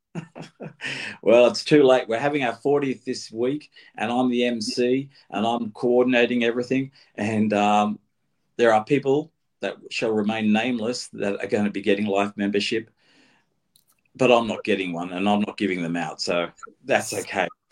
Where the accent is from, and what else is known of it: Australia